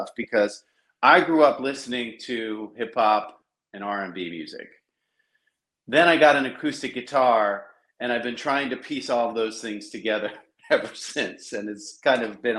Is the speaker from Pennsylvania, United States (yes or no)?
yes; Philadelphia, Pennsylvania, United States; now in Los Angeles, United States; I was born and raised in Philly.